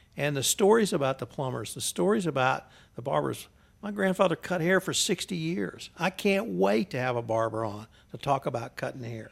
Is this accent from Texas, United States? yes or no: yes; Houston, Texas, United States; moved away as an adult; now in Kerrville, United States; I was from Houston.